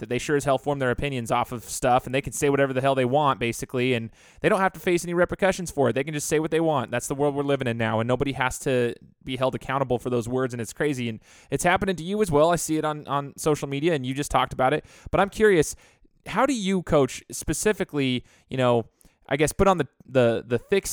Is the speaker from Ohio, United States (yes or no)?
no; Treasure Valley, Idaho, United States; been born and raised in the Treasure Valley here